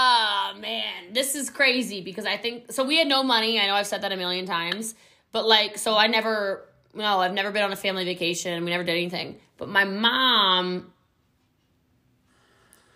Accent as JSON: {"language": "English", "region": "Hawaii", "country": "United States", "said": "I'm Hawaiian. You know, we had a family home on Front Street in Lahaina"}